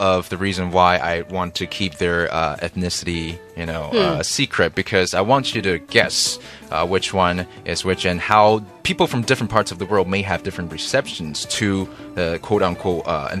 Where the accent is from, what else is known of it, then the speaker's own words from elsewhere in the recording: Canada; And I'm Canadian, by the way.